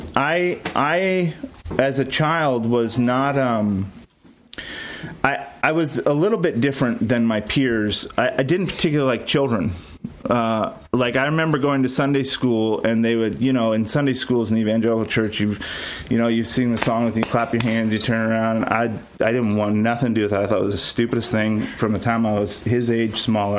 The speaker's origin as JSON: {"language": "English", "town": "Ventura", "region": "California", "country": "United States", "tie": "born or raised there", "also_born_or_lived": "Ohio / Texas", "said": "I grew up in Ventura, California, mostly"}